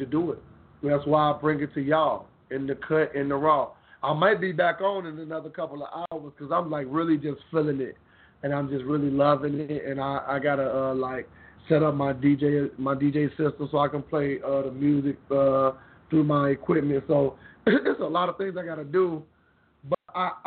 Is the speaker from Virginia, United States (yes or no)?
no; Memphis, Tennessee, United States; I got my hometown, North Memphis, 10, Tennessee